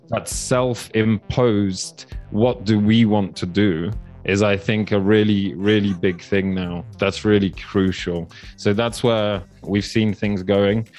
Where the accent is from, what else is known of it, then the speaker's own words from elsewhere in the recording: Poland; now in Kenya; I grew up in Poland